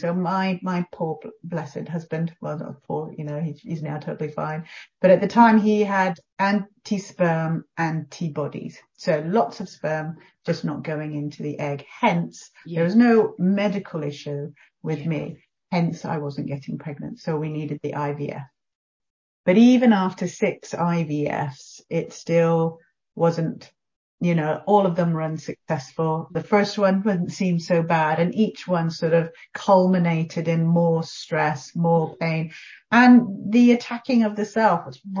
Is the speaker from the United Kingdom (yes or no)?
yes; England, United Kingdom; So I'm actually English.